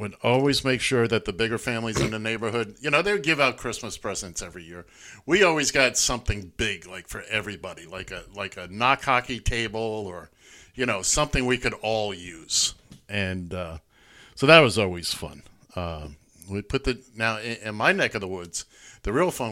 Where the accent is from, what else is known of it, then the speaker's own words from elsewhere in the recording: New York City, New York, United States; I grew up in Midtown Manhattan